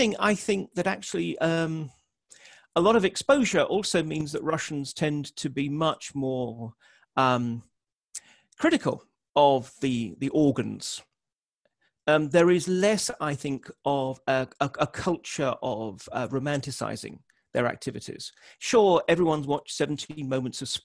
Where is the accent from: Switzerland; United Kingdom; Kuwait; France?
United Kingdom; I'm a Brit